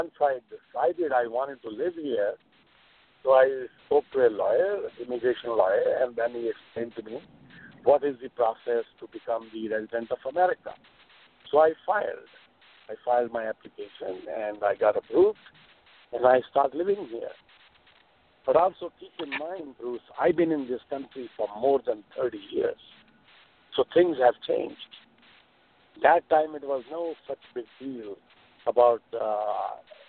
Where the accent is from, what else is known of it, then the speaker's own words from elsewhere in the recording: India; now in New York, United States; I'm from India